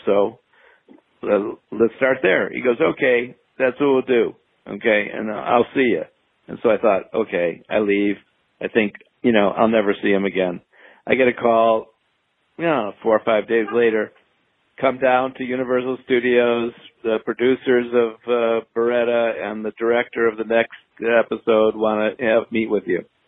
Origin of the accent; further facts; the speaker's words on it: Chicago, Illinois, United States; moved away as an adult; also born or lived in New York / Boston; I grew up in Illinois, um, on the north side of Chicago